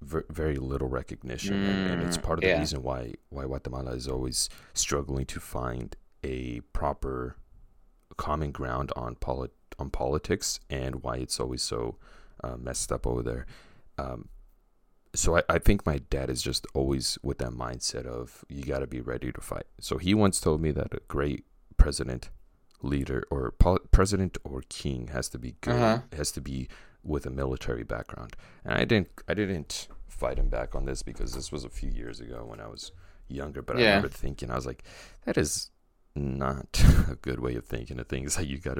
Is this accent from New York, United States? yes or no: no; Santa Ana, California, United States; I was born in Santa Ana, Danny.